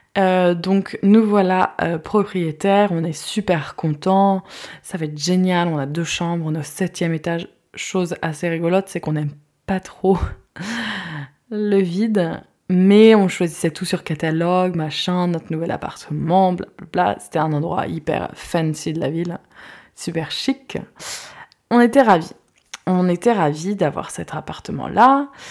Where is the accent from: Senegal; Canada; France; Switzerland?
France; Guérande, Pays de la Loire; moved away; also born or lived in Sweden / La Baule area; j'ai grandi moi à Guérande